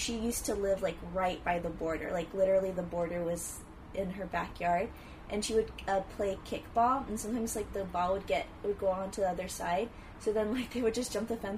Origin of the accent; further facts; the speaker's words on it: Coachella Valley, California, United States; now in Los Angeles, United States; I grew up in the Coachella Valley